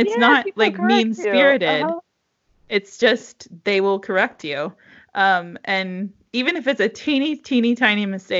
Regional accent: United States; now in Czech Republic; You know, we come from the United States where the country is 330 million people and this country is 10 million people.

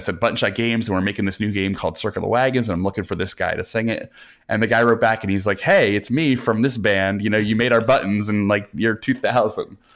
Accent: New Jersey, United States; I'm from New Jersey. I've grown up, I've lived here all my life

